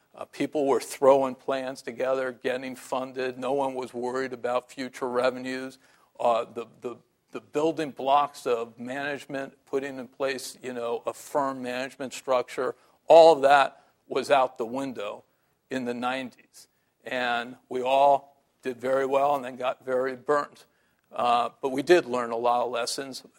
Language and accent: English; San Francisco, California, United States; I still read the Chronicle because I'm from San Francisco.